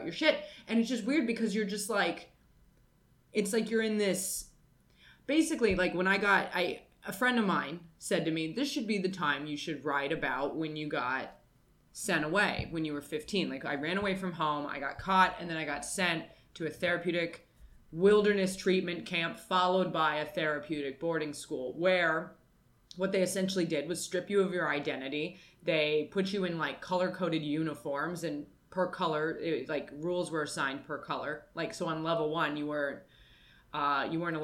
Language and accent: English; United States; I am American